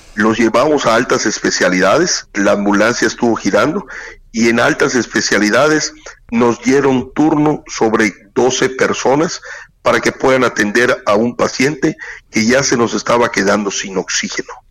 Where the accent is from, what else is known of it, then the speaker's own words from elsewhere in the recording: southeast Mexico, Mexico; como somos los sureños